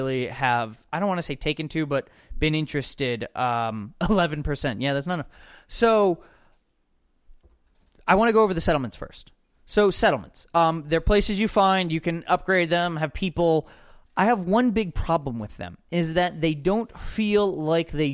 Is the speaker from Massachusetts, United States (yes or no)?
yes; Boston, Massachusetts, United States; my hometown, Boston